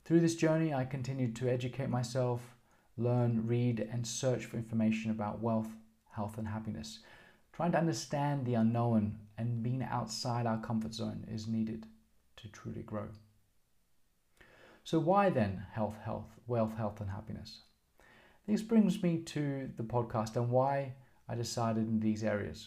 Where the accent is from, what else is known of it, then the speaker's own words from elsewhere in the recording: Australia; I'm Australian. I grew up in Australia